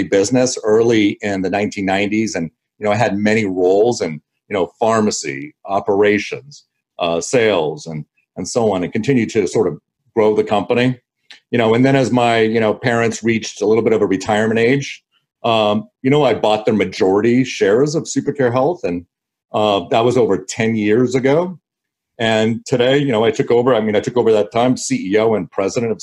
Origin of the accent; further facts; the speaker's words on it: Los Angeles, California, United States; also born or lived in Canada; I was born in Canada. I left at 6 months old with my family, and I moved to Los Angeles.